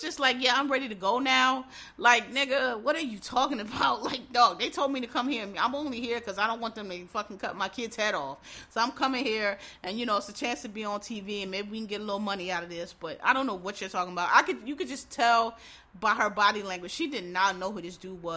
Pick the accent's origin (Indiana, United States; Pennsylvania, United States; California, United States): Pennsylvania, United States; Philadelphia; I'm from Philadelphia, Pennsylvania.